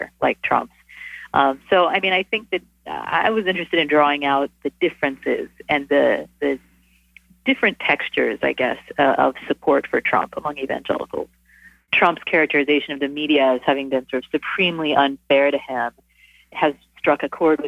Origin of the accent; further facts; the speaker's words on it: North Texas, United States; I grew up Methodist in North Texas